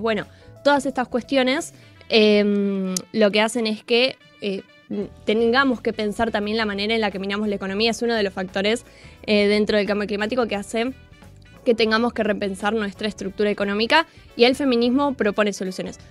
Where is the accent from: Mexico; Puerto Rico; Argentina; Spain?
Argentina; como argentinos y como argentinas